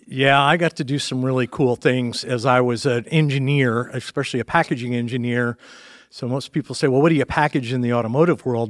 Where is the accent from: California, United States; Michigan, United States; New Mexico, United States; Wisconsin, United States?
Michigan, United States; Dearborn; born and raised in Dearborn, Michigan